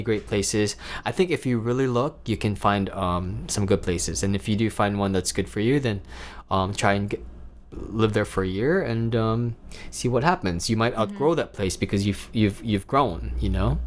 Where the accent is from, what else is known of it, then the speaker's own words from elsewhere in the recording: Davao City, Davao Region, Philippines; also born or lived in Manila, Philippines; now in New York City, United States; where I'm from, I'm from Davao City, and I absolutely love it